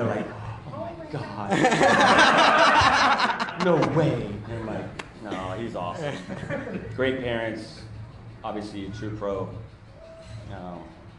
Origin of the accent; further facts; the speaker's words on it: San Diego, California, United States; I'm from San Diego.